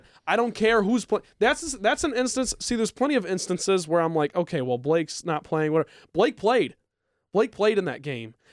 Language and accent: English; Grand Rapids, Michigan, United States; my hometown of Grand Rapids